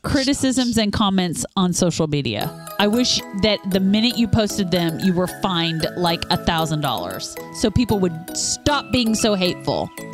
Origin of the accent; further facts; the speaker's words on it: Kansas, United States; we're from Kansas.